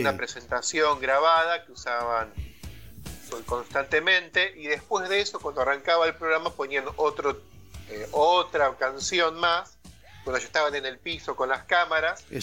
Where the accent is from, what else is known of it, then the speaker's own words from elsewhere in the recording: Argentina; nosotros somos argentinos y tenemos promedio de edad, cuarenta y pico de años